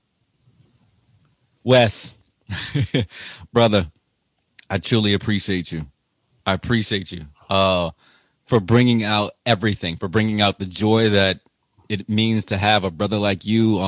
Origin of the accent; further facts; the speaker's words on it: United States; I'm an American